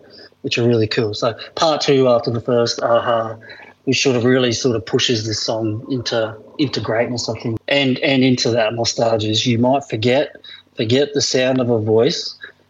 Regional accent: Townsville, Queensland, Australia; moved away; where I grew up in Townsville, my friends and family

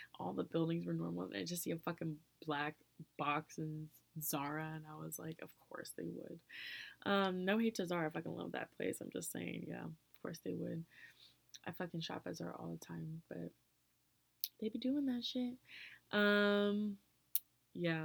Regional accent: United States; being an American, I stood out anyway

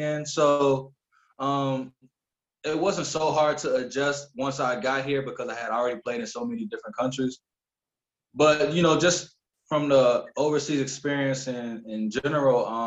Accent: United States; moved away as an adult; now in Romania; I'm like the only American on my team

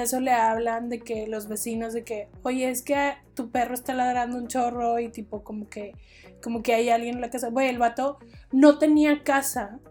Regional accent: Mexico; como mexicanas

